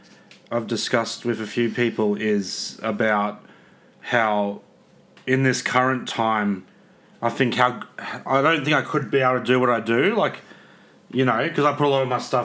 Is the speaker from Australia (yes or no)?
yes; Queensland, Australia; I'm from Queensland.